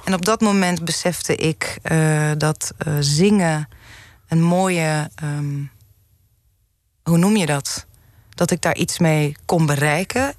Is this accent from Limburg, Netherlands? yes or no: no; Zaandam, North Holland, Netherlands; also born or lived in Amsterdam; ik ben eh, geboren in Amsterdam, mhm. opgegroeid in Zaandam